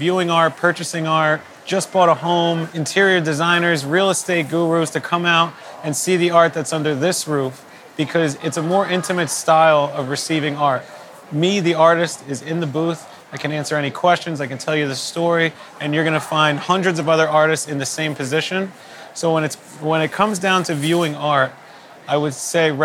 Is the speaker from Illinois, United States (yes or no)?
no; New Jersey, United States; now in West Palm Beach, United States; I'm originally from New Jersey, but I'm down here in West Palm Beach.